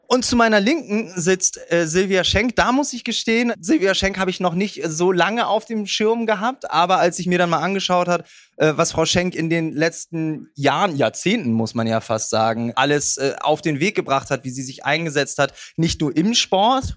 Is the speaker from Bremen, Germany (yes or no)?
yes; Bremen, Germany; als Bremer